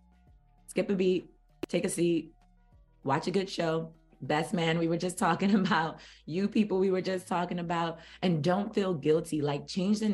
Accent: New York City, New York, United States; I'm from Brooklyn, New York

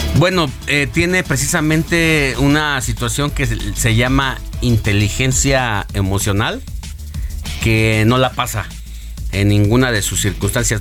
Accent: Mexico

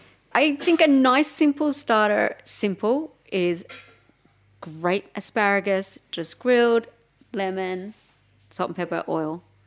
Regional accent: Melbourne, Victoria, Australia; Yeah, I'm from Melbourne. I'm sorry.

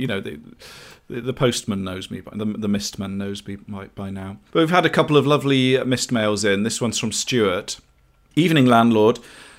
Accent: London, United Kingdom; now in Vancouver, Canada; COVID has stopped me visiting my hometown of London and the bounteous pubs therein. Vancouver, where I live, has amazing craft beer

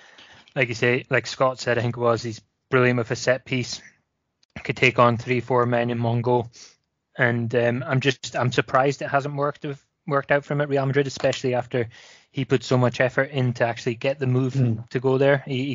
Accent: Welsh, Wales, United Kingdom; because I'm Welsh

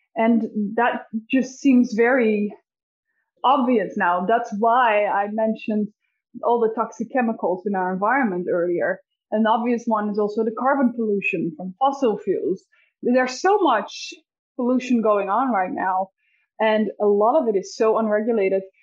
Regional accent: Netherlands; I'm from the Netherlands

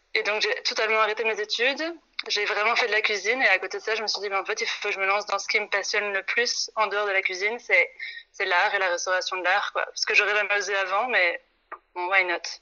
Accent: France; moved away as an adult; now in Brussels, Belgium; Je suis une Française qui est arrivée là il y a cinq ans

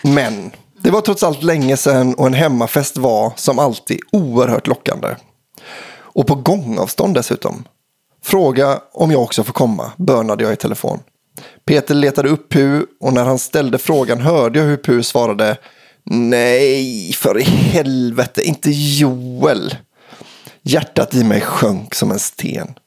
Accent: Surte, Västra Götaland, Sweden; men mest av allt för att det är en historia som utspelar sig i min hemby, Surte.

